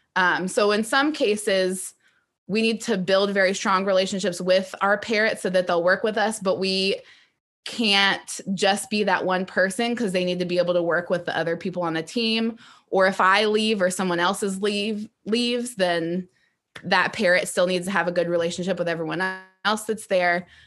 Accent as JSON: {"language": "English", "region": "Ohio", "country": "United States", "said": "I am from Ohio and lived in that area."}